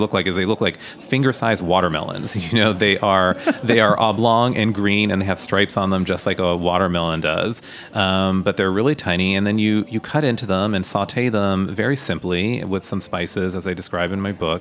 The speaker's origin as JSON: {"language": "English", "country": "United States", "tie": "born or raised there", "said": "being born here and being raised here"}